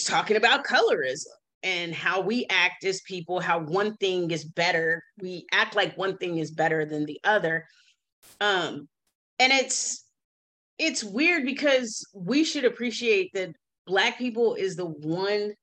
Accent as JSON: {"language": "English", "country": "United States", "said": "I am an American"}